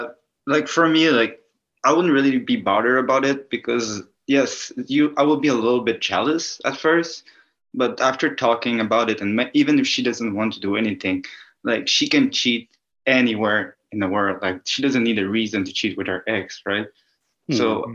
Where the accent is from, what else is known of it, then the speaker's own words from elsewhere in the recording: Canada; Like, as a Canadian, I'm pretty confused.